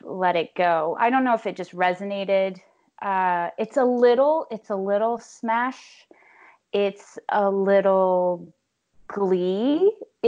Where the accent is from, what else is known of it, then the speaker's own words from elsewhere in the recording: Texas, United States; now in New York, United States; I'm originally from Texas, but New Yorker now for 15 years